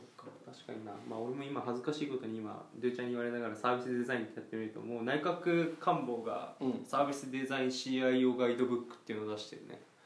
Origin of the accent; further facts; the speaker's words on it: Okinawa, Japan; 俺しかも沖縄市出身だしさ